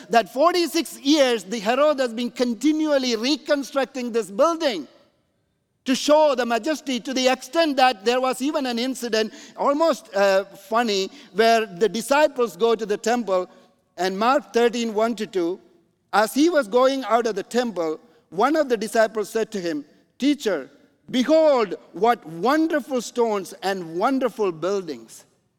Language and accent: English; Canada; Because I'm coming from Canada, by the way. Canada, you know, the mega church in Toronto is around 1,500 people